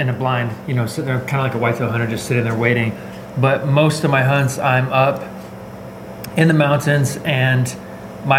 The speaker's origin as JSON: {"language": "English", "town": "Boise", "region": "Idaho", "country": "United States", "tie": "born or raised there", "also_born_or_lived": "California", "said": "born and raised in Boise, Idaho area. I lived in California for a few years, just going to chiropractic school"}